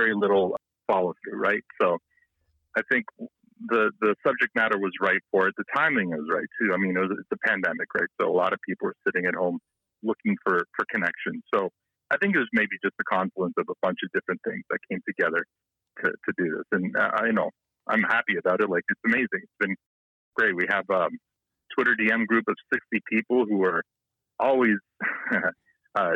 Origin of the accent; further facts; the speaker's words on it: Canada; also born or lived in Toronto; I grew up in a small town, much like Letterkenny